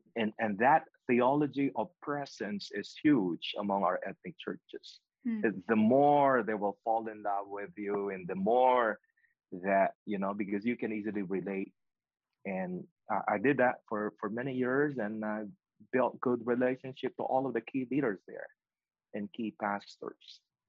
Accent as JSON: {"language": "English", "region": "Pennsylvania", "country": "United States", "lives_now": "Nashville, United States", "said": "Pennsylvania Convention, BRN, is always my home state. That will never change. I've been here for 2 years anyway. 2 years only here in Nashville, Tennessee. So I always refer to Pennsylvania my home state."}